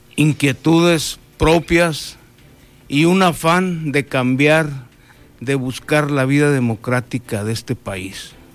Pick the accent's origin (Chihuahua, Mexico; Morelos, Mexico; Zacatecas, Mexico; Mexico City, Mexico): Chihuahua, Mexico; moved away as an adult; now in Baja California Sur, Mexico; De Chihuahua, soy originario de Chihuahua.